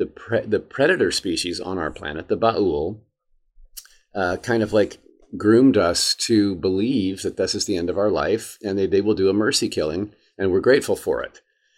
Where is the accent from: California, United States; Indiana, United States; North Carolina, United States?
Indiana, United States; Indianapolis; I grew up in Indianapolis, Indiana.